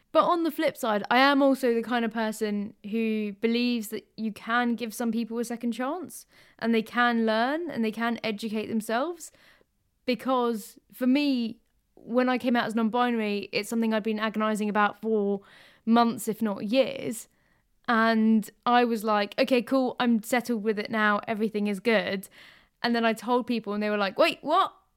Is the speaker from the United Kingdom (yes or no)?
yes; London, United Kingdom; I grew up in London